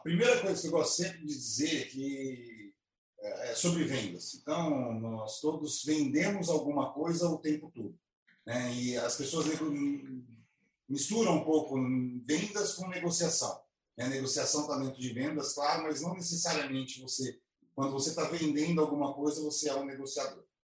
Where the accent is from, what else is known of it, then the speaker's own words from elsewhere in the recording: Alfenas, Minas Gerais, Brazil; moved away as an adult; now in Campinas, Brazil; E eu vim de Alfenas, né? Eu, eu morava em Alfenas, no estado lá do sul de Minas